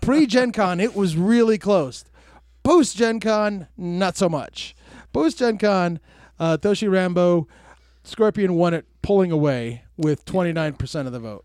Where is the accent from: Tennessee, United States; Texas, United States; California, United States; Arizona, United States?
Arizona, United States; Tucson; I was born and, born and raised in Tucson